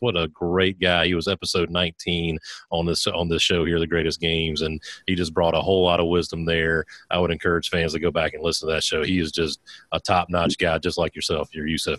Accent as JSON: {"language": "English", "region": "South Carolina", "country": "United States", "said": "I'm a South Carolina guy"}